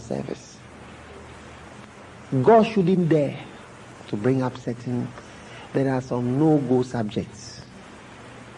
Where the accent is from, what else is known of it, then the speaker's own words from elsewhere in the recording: England, United Kingdom; I wasn't born in Ghana, I was born in England. My mother is not a Ghanaian at all